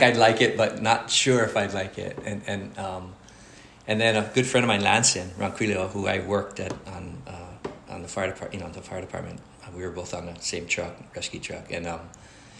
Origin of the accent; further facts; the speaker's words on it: Oahu, Kuliouou and Hawaii Kai, United States; I lived on the east side. I lived on this side in Kuleo'o and Hawaii Kai